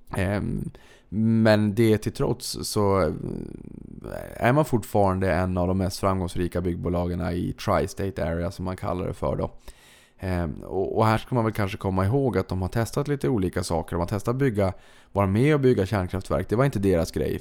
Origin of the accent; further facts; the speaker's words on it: Boden, Norrbotten County, Sweden; moved away; jag kommer från Boden